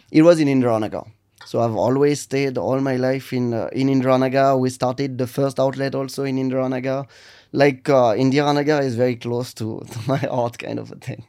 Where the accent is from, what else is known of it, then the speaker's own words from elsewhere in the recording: Lille, Hauts-de-France, France; English is a second language; moved away as an adult; now in Bengaluru, India; I'm from Lille in north of France